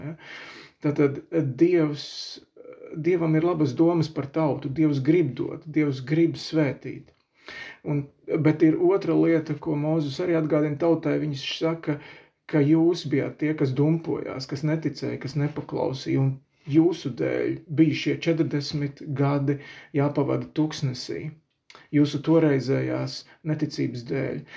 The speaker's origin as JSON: {"language": "Latvian", "country": "Latvia"}